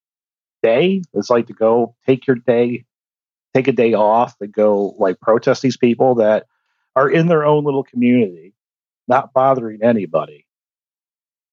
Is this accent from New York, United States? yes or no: no; Indiana, United States; I'm from Indiana